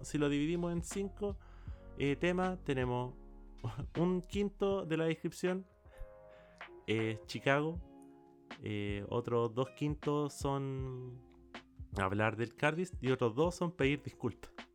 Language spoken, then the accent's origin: Spanish; Chile; tocomple le decimos a los completos en Chile.